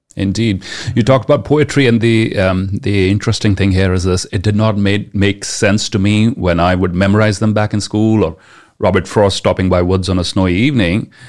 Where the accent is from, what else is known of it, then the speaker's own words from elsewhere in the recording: India; first language Punjabi; English is a second language; my mother tongue, which happens to be Punjabi